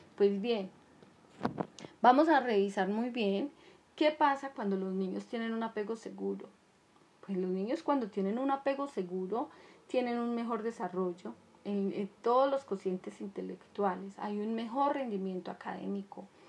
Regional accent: Colombia; En mi país es Colombia

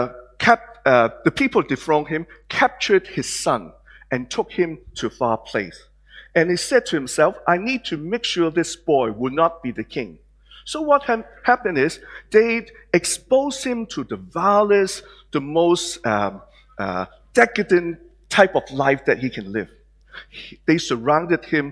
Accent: Hong Kong; now in Australia; some of you may recognize my accent and the way I look, that I'm not born in Australia. I was born in Hong Kong.

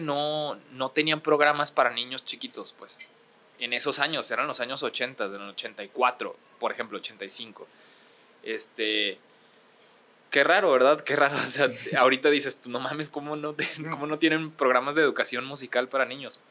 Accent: Ciudad Juárez, Chihuahua, Mexico; accent: Juárez; moved away as an adult; also born or lived in Acapulco / Mexico City / Monterrey; tengo el acento de Juárez

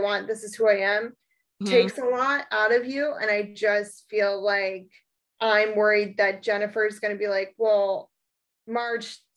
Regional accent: East Coast, United States; growing up on the East Coast, but with a very Irish heritage

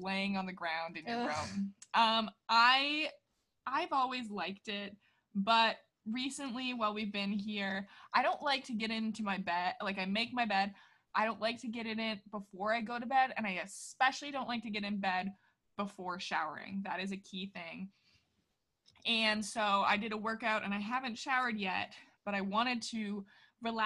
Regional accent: Midwest, United States; growing up in the Midwest

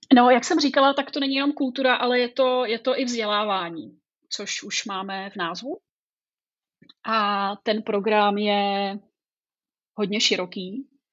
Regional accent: Broumov, Hradec Králové Region, Czechia; also born or lived in Prague; já jsem původem odsud. Tak jak tomu tak bývá, tak vlastně jsem z Brouhova. Narodila jsem se tady a, eh, žila jsem ve vesnici pár kilometrů odsud.

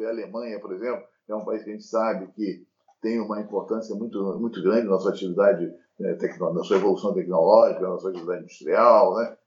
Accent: Brazil; nós somos brasileiros

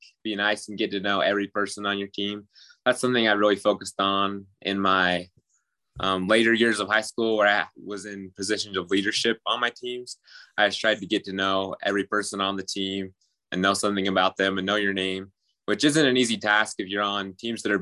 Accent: Vernal, Utah, United States; I grew up in Vernal, Utah

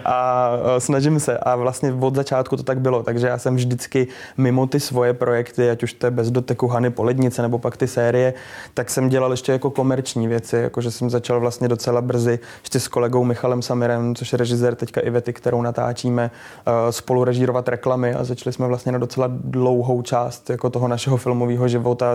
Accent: Liberec, Liberec Region, Czechia; moved away; Já jsem z Liberce původně

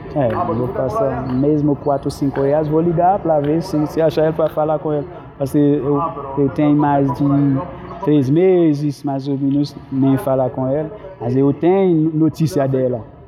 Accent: Haiti; first language Haitian Creole; Portuguese is a second language; moved away as an adult; now in São Paulo, Brazil; Dentro do nosso país, Haiti

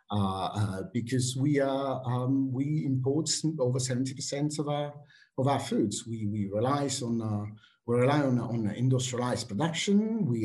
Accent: Switzerland; English is a second language; also born or lived in Italy; now in United Kingdom; I have to say I grew up partly in Switzerland and, uh, and in Italy. And uh, before coming to the UK

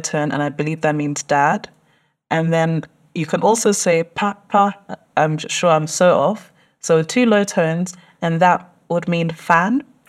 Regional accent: London, United Kingdom; I was born and raised in London. Um, literally spent most of my life in Tottenham

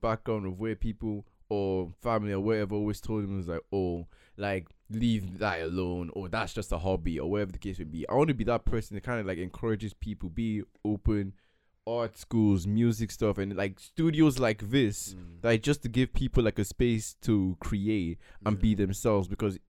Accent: Lagos, Nigeria; Even telling people I grew up on … is like, you're from Lagos, Nigeria, how?

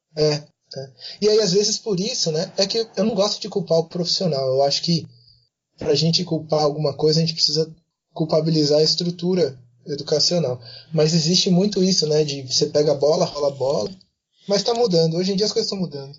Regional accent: Bauru, São Paulo, Brazil; eu sou de Bauru

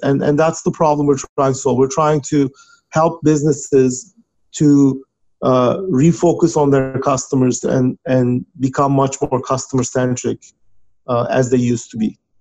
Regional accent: Turkey; moved away as an adult; now in United States; was born and raised in Turkey

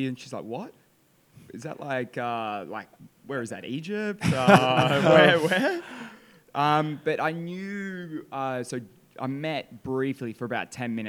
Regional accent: Sydney, New South Wales, Australia; now in Dubai, United Arab Emirates; So born and raised in Sydney

